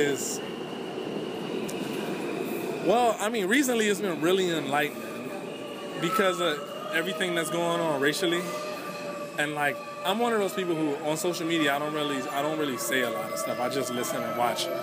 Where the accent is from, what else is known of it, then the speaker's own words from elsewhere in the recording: Cleveland, Ohio, United States; I'm from Cleveland, Ohio, and it's the east side of the city is majority Black